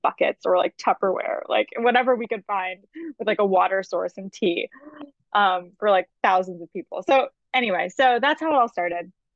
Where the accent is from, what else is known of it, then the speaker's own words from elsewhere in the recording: Massachusetts, United States; also born or lived in Martha's Vineyard / Connecticut; now in New York City, United States; I'm originally from Massachusetts. Um, I was actually born on Martha's Vineyard